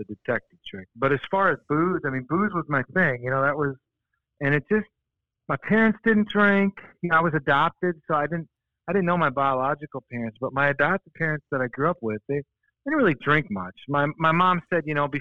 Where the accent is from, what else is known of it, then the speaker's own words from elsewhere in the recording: Shoreview, Minnesota, United States; also born or lived in Pequot Lakes, Minnesota; I grew up in Shoreview, it's called